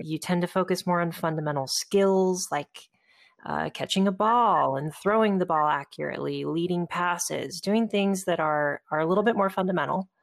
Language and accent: English; Southern California, United States; I was moving back to nearby my hometown uh, in Southern California